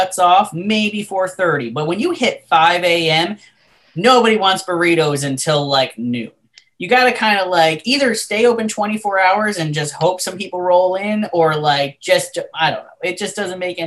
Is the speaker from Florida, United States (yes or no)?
yes; Southwest Florida, United States; moved away; also born or lived in Las Vegas; my hometown, you know, in Southwest Florida